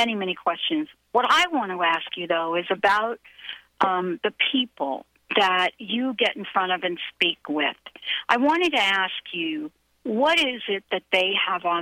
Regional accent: New York, United States; I was a kid growing up in New York

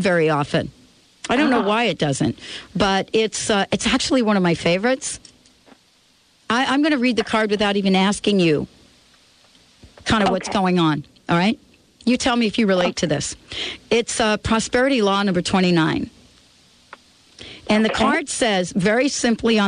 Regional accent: New York, United States; moved away as an adult; now in Seattle, United States; I'm from New York. You know what I'm saying? The birds that I'm familiar with are pigeons

